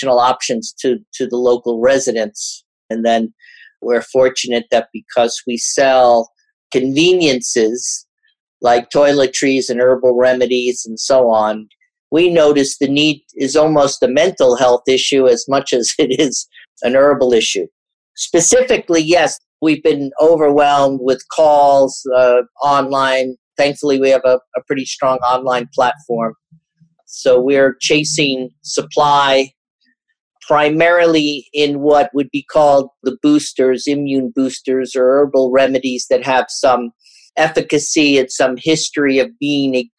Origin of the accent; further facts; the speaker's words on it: New York City, New York, United States; as a New Yorker